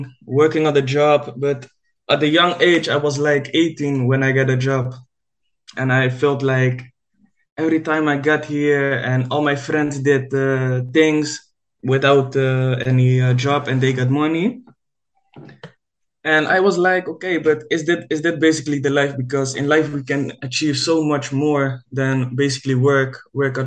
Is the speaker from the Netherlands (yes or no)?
yes; Netherlands; I'm living in the Netherlands. I'm a trader from Holland.